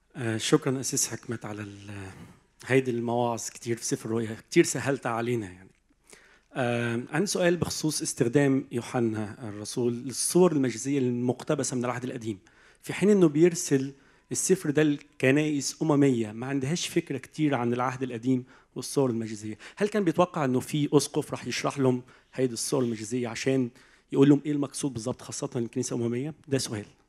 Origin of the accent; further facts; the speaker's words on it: Egypt; أنا جاي طبعا من مصر والكنيسة المصرية